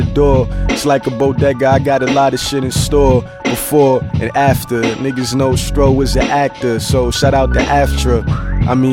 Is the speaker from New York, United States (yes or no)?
yes; New York City, New York, United States; That's where I was born and raised.